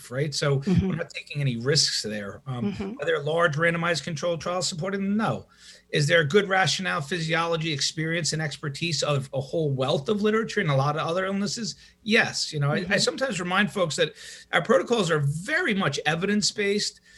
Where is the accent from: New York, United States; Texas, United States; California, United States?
New York, United States; moved away; also born or lived in Madison; I'm from New York